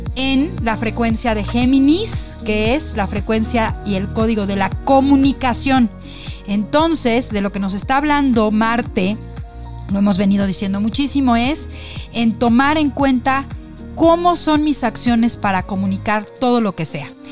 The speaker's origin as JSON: {"language": "Spanish", "country": "Mexico", "said": "como somos nosotros los mexicanos"}